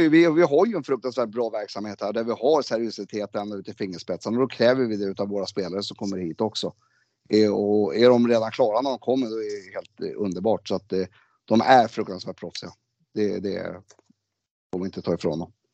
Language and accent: Swedish; Sweden; Jag är född i Sverige